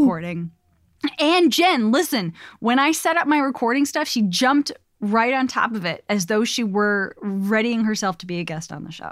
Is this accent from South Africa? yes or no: no; Chicago, Illinois, United States; moved away; I'm from Chicago